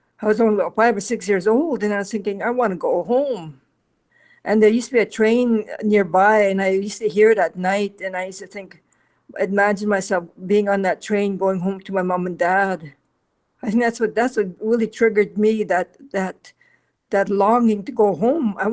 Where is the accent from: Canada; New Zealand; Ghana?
Canada; Kenora, Ontario; I'm originally from Kenora, Ontario